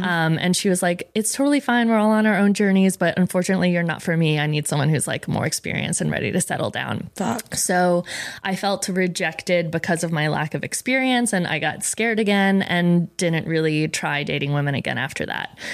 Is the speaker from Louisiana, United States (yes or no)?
no; Rhode Island, United States; Rhode Island. Um, I came from a very Italian family